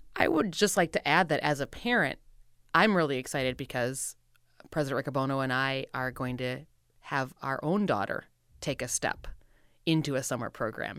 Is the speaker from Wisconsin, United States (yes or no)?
yes; Wisconsin, United States; moved away; I'm from Wisconsin originally